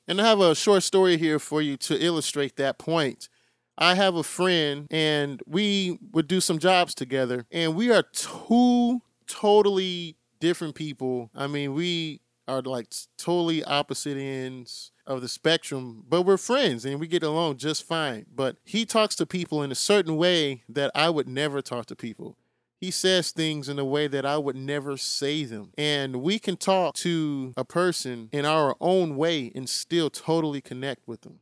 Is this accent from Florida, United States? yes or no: no; Chicago, Illinois, United States; I'm from Chicago, so I have to use my Bulls as an example